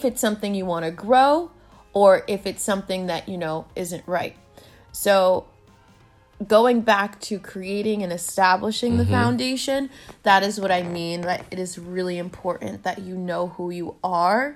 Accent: United States; I was born in the States, but I'm also of Haitian descent because my parents were born in Haiti.

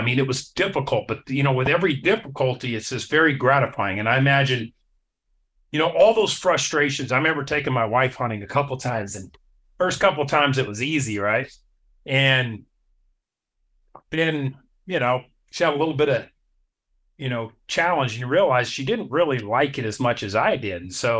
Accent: Wyoming, United States; also born or lived in Alaska; And I grew up in Wyoming, and I killed my first elk. I went to live in Alaska for 8 years. So, and then I came back

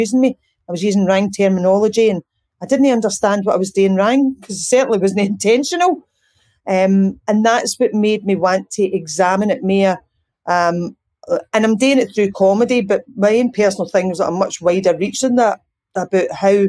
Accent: Ayr, Scotland, United Kingdom; accent: Ayrshire speak; moved away as an adult; now in Glasgow, United Kingdom; I was brought up in Ayr.

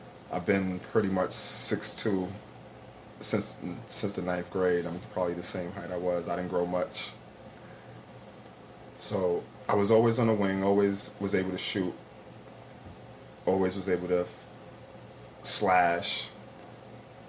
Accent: New York City, New York, United States; also born or lived in Long Island; Being from the city, growing up in Brooklyn

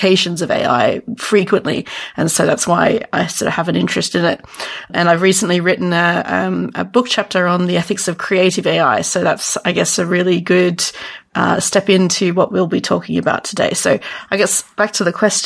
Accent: Sydney, New South Wales, Australia; I'm from about as south as possible, Sydney, Australia

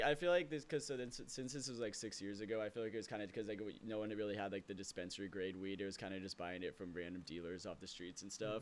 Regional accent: Lake Oswego, Oregon, United States; I grew up in Lake Oswego

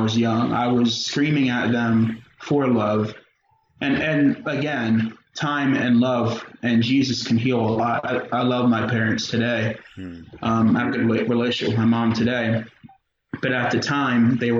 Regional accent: York, Pennsylvania, United States; I grew up in York. I spent the first 8 years of my life on the East End

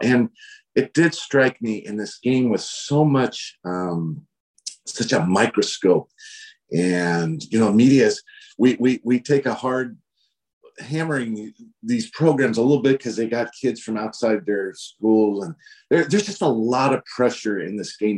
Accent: Northern California, United States; I'm from Northern California.

